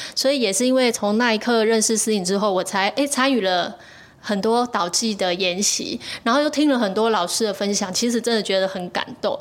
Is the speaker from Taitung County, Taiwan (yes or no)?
no; Dashu, Kaohsiung, Taiwan; 我们以前曾经在那个，我们故乡各里的活动中心去唱这些文史歌谣给长辈听的时候